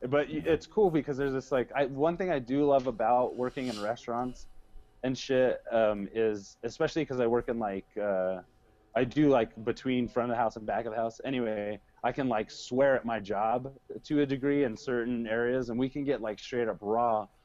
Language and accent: English; United States; Um, one thing I am really happy I'm an American.